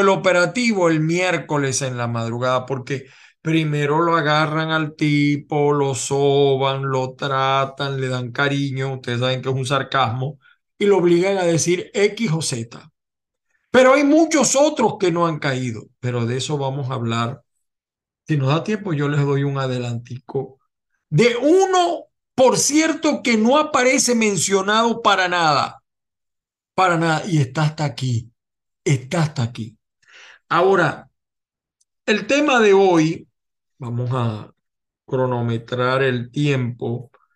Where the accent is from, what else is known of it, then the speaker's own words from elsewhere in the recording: Venezuela; now in United States; yo soy venezolano